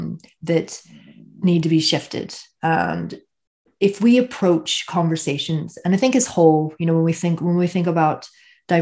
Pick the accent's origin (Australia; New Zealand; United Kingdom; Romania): United Kingdom; Northern Ireland; I'm from Northern Ireland